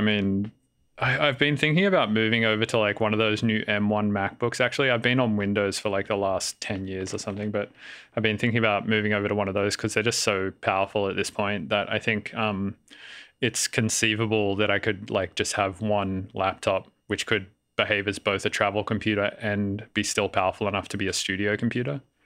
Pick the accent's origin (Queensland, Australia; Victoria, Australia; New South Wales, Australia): New South Wales, Australia; Sydney; moved away as an adult; also born or lived in Melbourne / Denver; now in San Francisco, United States; I grew up in Sydney, and then I moved to Melbourne for a while